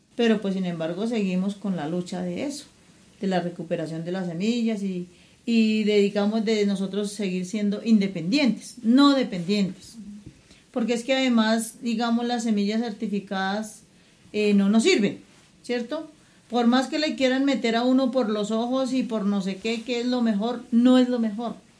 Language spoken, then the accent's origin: Spanish; Bogotá, Colombia; also born or lived in Verjón Bajo, Santa Fe, Bogotá; yo soy natal de aquí, eh, de la vereda, nací en el Verjón Bajo Chapinero